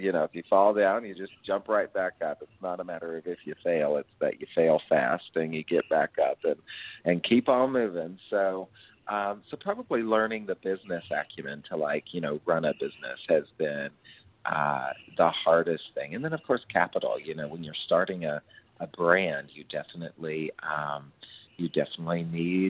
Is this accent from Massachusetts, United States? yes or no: no; Nashville, Tennessee, United States; also born or lived in New York / Oklahoma City, Oklahoma; I grew up in Nashville, Tennessee